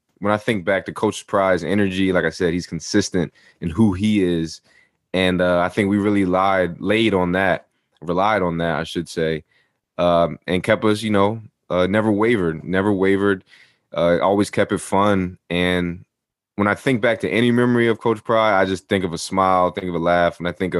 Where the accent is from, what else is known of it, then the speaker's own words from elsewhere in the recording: New Jersey, United States; I'm from Jersey, as you are as well, especially that up north part of Jersey